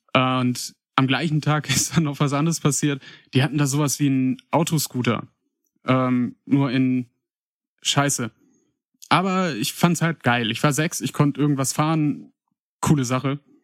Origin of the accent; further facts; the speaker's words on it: Paderborn, North Rhine-Westphalia, Germany; geboren und aufgewachsen bin ich in Paderborn